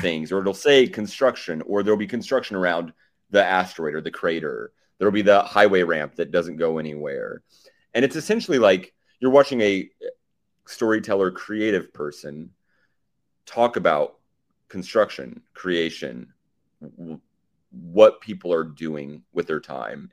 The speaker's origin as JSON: {"language": "English", "region": "Oklahoma", "country": "United States", "said": "I'm from Oklahoma"}